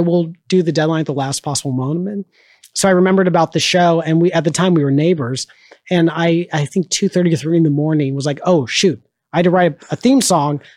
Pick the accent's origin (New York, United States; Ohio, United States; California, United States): California, United States; Orange County; now in Chicago, United States; I was in high school and I grew up in Orange County, which was um, very very conservative